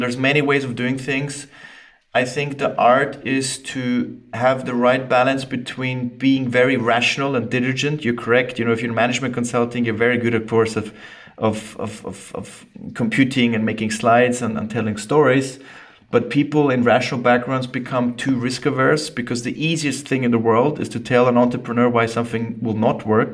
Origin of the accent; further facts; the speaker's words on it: Austria; accent: weird dialect; I'm half Scottish, half Austrian, hence the weird dialect. I grew up in Austria